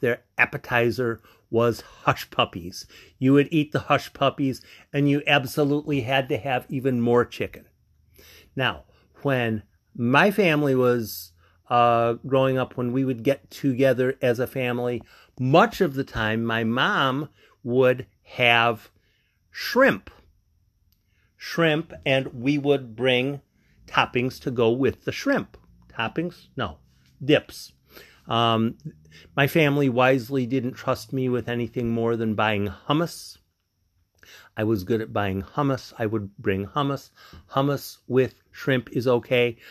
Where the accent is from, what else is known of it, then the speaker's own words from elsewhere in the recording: Bolingbrook, Illinois, United States; moved away; I grew up in Bolingbrook, Illinois